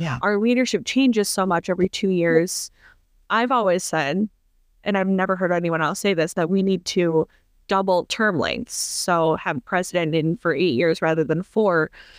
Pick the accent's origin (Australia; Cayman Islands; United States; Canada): United States; Minneapolis, Minnesota; Ilhan Omar is my representative. I'm from Minneapolis.